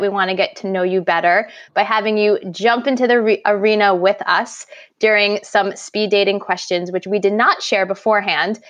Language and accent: English; New York, United States; growing up in New York, I've been around snow my whole life